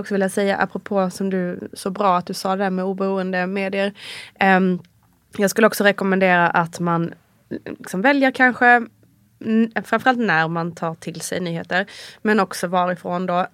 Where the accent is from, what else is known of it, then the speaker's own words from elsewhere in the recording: Sweden; moved away as an adult; now in Italy; som svensk